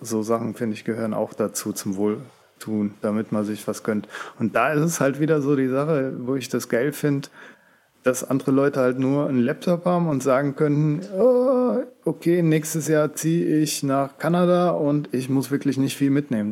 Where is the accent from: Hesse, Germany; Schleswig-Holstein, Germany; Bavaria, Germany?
Hesse, Germany; moved away; Kommen wir aus Hessen